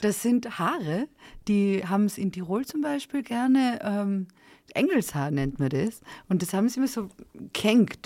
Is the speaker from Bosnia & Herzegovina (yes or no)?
no; Serbia; moved away; Sag ich, aus Serbien.